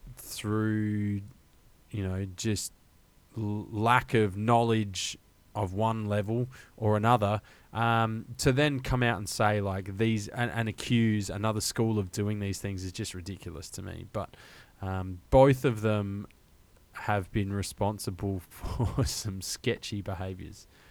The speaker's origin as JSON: {"language": "English", "country": "Australia", "said": "an Australian college football fan"}